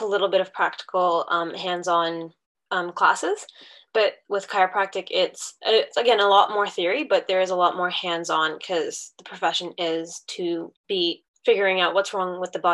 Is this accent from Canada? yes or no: yes; Canada; moved away as an adult; now in New Zealand; I am currently residing in New Zealand and studying chiropractic here, but I'm originally born and raised in Canada.